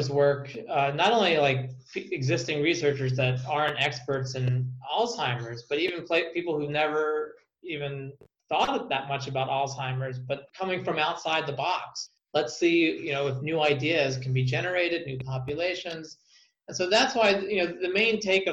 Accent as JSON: {"language": "English", "country": "United States", "said": "as an American taxpayer"}